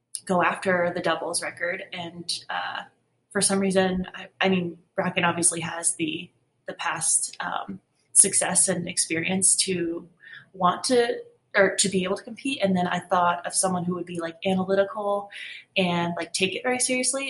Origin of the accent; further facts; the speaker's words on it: Cold Spring, New York, United States; I was born in Cold Spring, New York, which is about an hour north of New York City